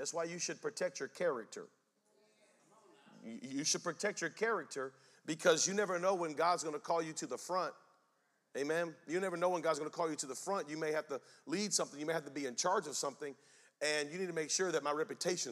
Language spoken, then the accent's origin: English; Spring Lake, North Carolina, United States; I'm from Spring Lake, North Carolina